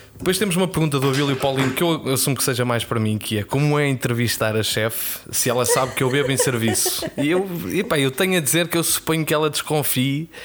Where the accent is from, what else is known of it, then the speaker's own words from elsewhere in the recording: North, Portugal; accent: northern Portuguese; é a pronúncia, é a pronúncia do Norte.